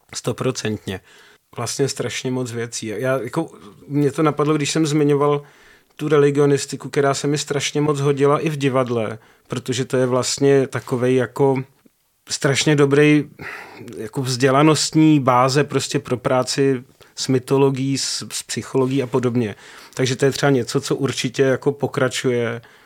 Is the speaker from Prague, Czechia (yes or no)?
yes; Prague, Czechia; no ne, z Prahy, jako z České republiky